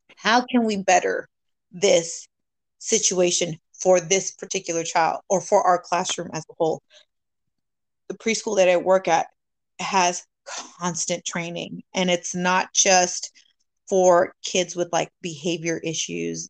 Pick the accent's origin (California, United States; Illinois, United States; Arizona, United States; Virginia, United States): California, United States; moved away; I'm from California